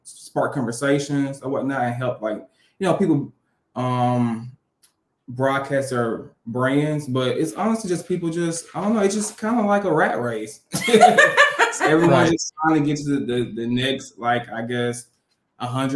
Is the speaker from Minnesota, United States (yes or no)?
no; Birmingham, Alabama, United States; Raised in Birmingham. We live in Birmingham currently